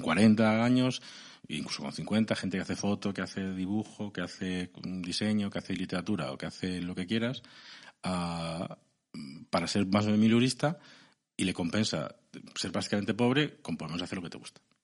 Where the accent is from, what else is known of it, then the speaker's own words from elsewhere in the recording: Segovia, Castile and León, Spain; soy de Segovia castellano